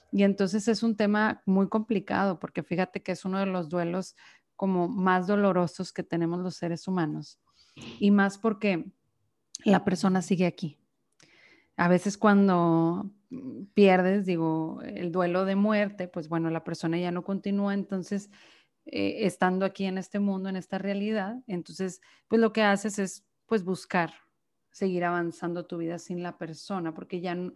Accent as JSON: {"language": "Spanish", "town": "Monterrey", "region": "Nuevo León", "country": "Mexico", "said": "eh, soy de Monterrey, Nuevo León, aquí mexicana 100%"}